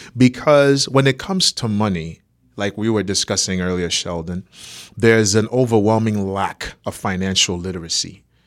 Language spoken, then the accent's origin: English; Nigeria; moved away as an adult; also born or lived in Boston, Massachusetts, United States; now in United States; I was, uh, born in Boston, Massachusetts, raised in Nigeria, so I'm Nigerian